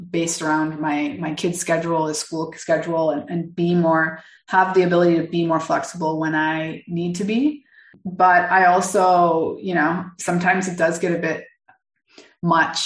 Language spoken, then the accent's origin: English; Canada; now in Mexico; I live in Mexico. I'm originally from Canada